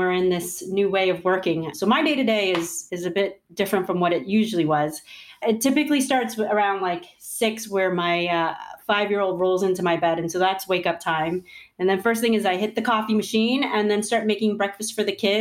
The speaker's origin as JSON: {"language": "English", "region": "New York", "country": "United States", "tie": "born or raised there", "said": "I grew up in New York."}